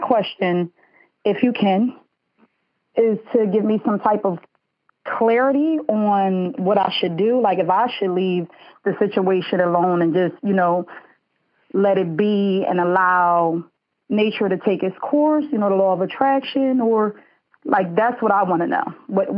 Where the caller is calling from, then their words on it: Smyrna, Delaware, United States; I am calling from Smyrna, Delaware.